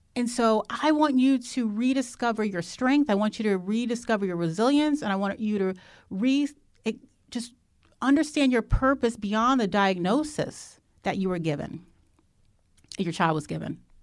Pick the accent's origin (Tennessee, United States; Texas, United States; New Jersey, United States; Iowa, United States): New Jersey, United States; I'm from New Jersey